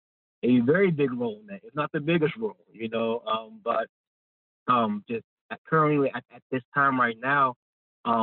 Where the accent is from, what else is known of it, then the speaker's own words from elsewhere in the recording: Chicago, Illinois, United States; moved away as an adult; also born or lived in Maryland; I'm from Chicago, Illinois originally